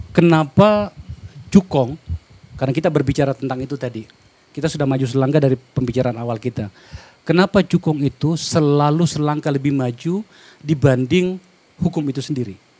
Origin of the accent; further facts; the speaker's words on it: South Sulawesi, Indonesia; moved away; di Sulawesi Selatan, kampung saya